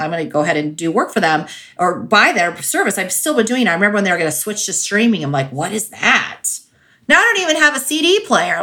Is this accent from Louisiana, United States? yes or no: no; California, United States; now in Colorado, United States; I grew up in California, so and I live in Colorado